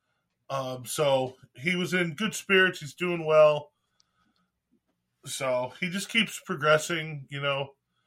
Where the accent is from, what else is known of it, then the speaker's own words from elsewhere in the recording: Pennsylvania, United States; now in Texas, United States; I grew up in Pennsylvania